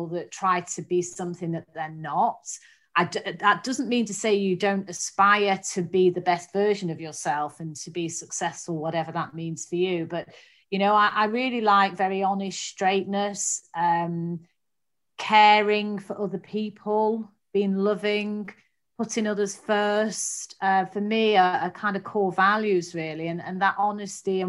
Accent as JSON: {"language": "English", "town": "Manchester", "region": "North West England", "country": "United Kingdom", "tie": "born or raised there", "said": "I grew up in Manchester"}